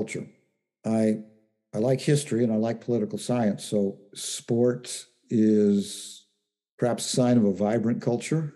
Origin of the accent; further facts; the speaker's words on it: Central Valley, California, United States; I grew up in the Central Valley